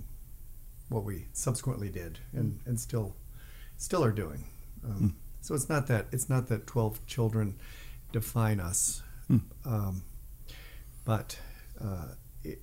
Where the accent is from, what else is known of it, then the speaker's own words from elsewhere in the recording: Northbrook, Illinois, United States; moved away; I grew up in Northbrook, Illinois